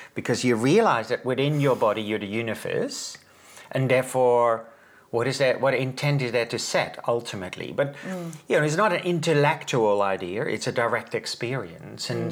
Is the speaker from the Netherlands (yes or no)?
yes; Netherlands; I'm from the Netherlands